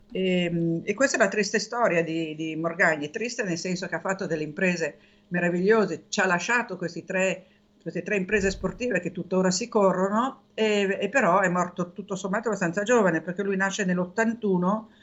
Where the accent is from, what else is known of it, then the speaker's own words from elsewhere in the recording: Genoa, Liguria, Italy; sono di Genova, altra città che io amo moltissimo.